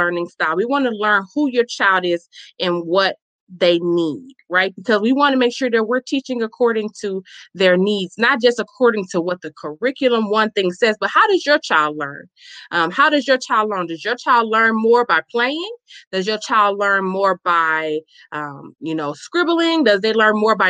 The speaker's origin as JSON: {"language": "English", "town": "Chicago", "region": "Illinois", "country": "United States", "tie": "born or raised there", "moved": "yes", "lives_now": "Milwaukee, United States", "said": "I am a native born, born and raised in Chicago, Illinois, where we currently reside in Wisconsin, Milwaukee"}